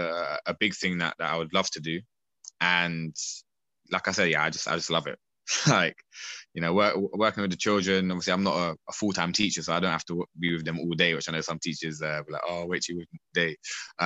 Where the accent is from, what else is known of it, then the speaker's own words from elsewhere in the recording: Streatham, London, United Kingdom; See, I'm from Southwest London, Streatham, and I was moving back from New Malden to Streatham.